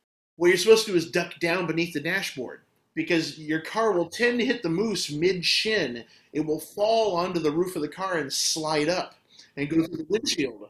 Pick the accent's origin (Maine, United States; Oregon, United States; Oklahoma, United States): Maine, United States; Lewiston; moved away; also born or lived in Southern California / Bowling Green, Ohio; I'm born and raised in Maine